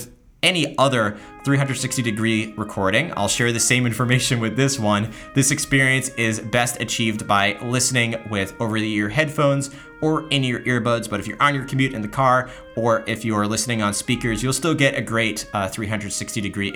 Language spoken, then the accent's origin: English; United States; I was born in the United States